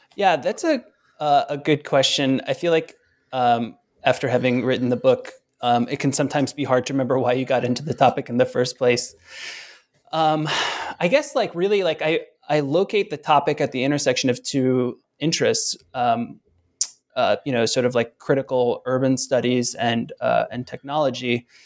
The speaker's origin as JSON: {"language": "English", "town": "Philadelphia", "region": "Pennsylvania", "country": "United States", "tie": "born or raised there", "moved": "as an adult", "said": "I ended up moving back to Philadelphia, which is my hometown."}